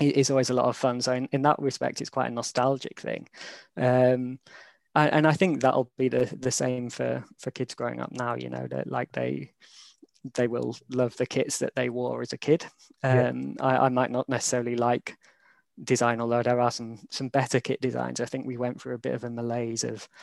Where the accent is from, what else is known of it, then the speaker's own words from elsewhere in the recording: York, Yorkshire and the Humber, United Kingdom; moved away as an adult; also born or lived in London; now in Sheffield, United Kingdom; I grew up in York and then went to Sheffield for uni and then moved down to London for sort of eight years I lived there.